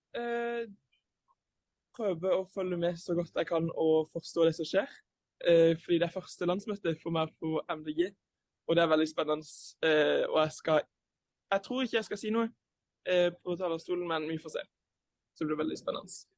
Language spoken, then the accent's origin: Norwegian; Lyngdal, Agder, Norway; Jeg kommer fra Agder, så jeg er sørlending fra Lyngdal.